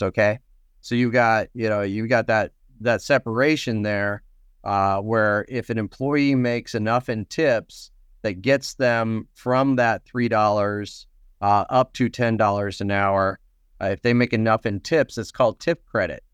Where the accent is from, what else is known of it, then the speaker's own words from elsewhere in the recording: Nebraska, United States; now in Minnesota, United States; I'm not originally from Minnesota, so I don't eat a lot of hot dish. I'm from Nebraska